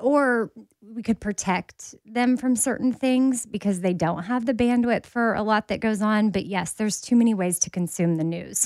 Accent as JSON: {"language": "English", "region": "Texas", "country": "United States", "said": "I'm from Texas"}